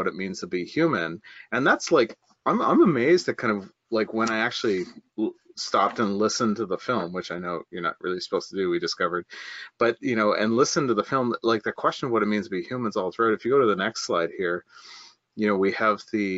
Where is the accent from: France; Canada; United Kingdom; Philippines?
Canada; I'm Canadian